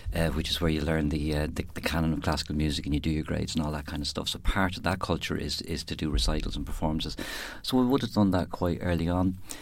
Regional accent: Dublin, Leinster, Ireland; moved away as an adult; also born or lived in West Cork; now in Youghal, Ireland; I grew up in Dublin

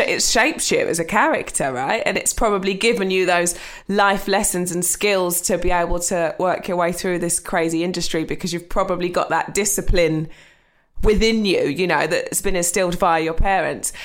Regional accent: Essex, East of England, United Kingdom; I grew up in Essex with my mum.

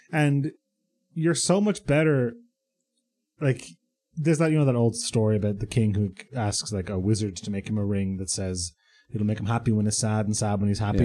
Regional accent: Ireland; But I grew up in Ireland

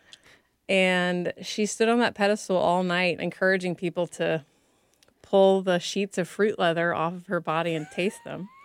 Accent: Mississippi, United States; growing up in Mississippi

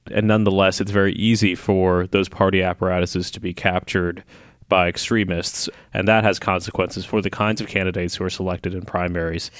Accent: Lexington, Kentucky, United States; now in Washington, United States; Like in Kentucky, where I grew up, uh, I grew up in Lexington, which is a blue island.

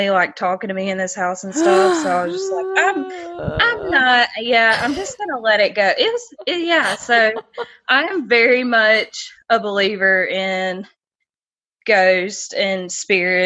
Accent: South Carolina, United States; accent: Southern; I'm from South Carolina

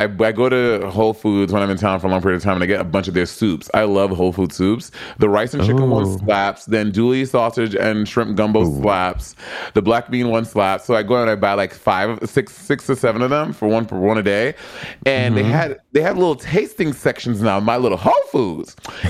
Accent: California, United States; I'm a Californian.

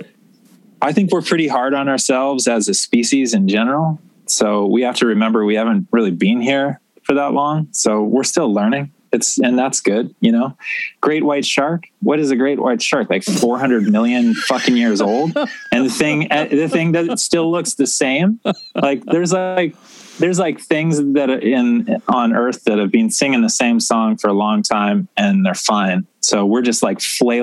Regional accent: Canada; I was born in Canada

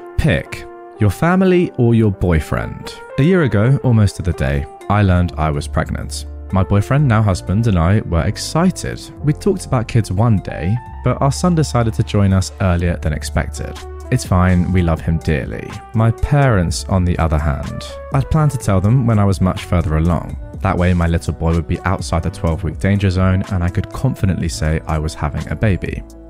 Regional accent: Hawaii, United States; He's from the Caribbean. I grew up in Hawaii. My mum is American.

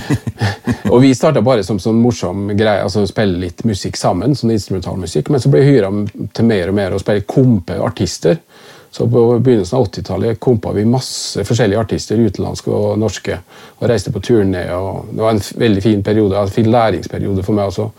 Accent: Kristiansund, Møre og Romsdal, Norway; moved away as an adult; jeg kommer fra Kristiansund og gikk på til og med gymnas

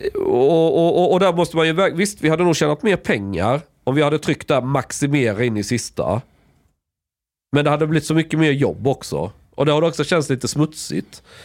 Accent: Sweden; jag är från Sverige

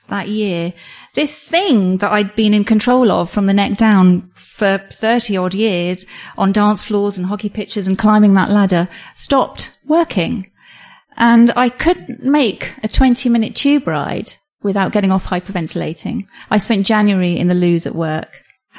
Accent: London, United Kingdom; also born or lived in Colombo, Sri Lanka; I was born in London to Sri Lankan parents who'd come over here for my father's career.

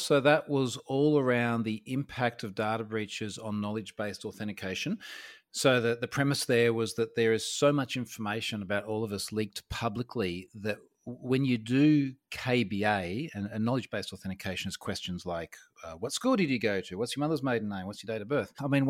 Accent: Australia; So I'm an Australian information security guy.

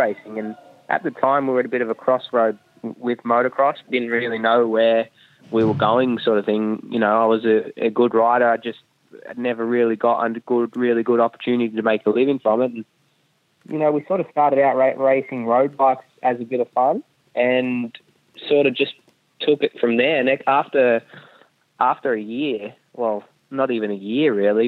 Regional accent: Melbourne, Victoria, Australia; first language German; also born or lived in Germany; I was born in Germany. And then they moved out to Australia when I was two, and I was a German-speaking baby.

